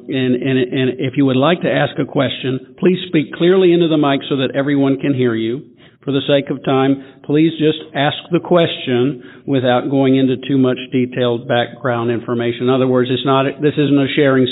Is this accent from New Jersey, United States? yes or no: no; Memphis, Tennessee, United States; also born or lived in Nashville, Tennessee; I'm a sexaholic. I'm from Memphis, Tennessee. Got sober in Nashville, Tennessee, until moving back to Memphis about 10 years ago